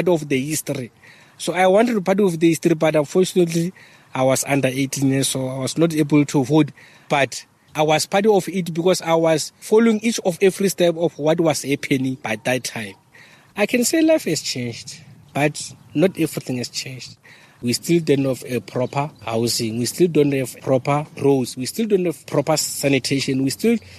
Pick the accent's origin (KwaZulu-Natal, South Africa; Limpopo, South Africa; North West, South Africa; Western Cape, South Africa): Limpopo, South Africa; Mokopane; now in Johannesburg, South Africa; I grew up in Limpopo in a place called Mukopani, former Potgieters Rest